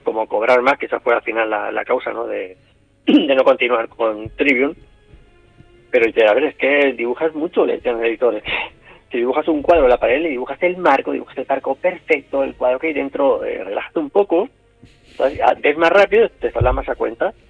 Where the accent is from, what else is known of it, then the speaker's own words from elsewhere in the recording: Barcelona, Catalonia, Spain; also born or lived in L'Hospitalet de Llobregat; nací en Barcelona, pero nací en el, el Valle de aquí de Barcelona, que en aquella época creo que se llamaba Generalísimo Franco